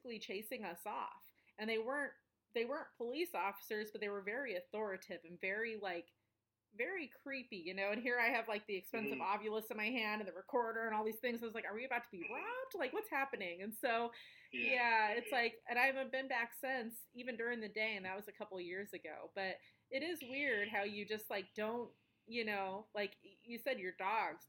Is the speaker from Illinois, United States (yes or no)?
no; Colorado, United States; my hometown in Colorado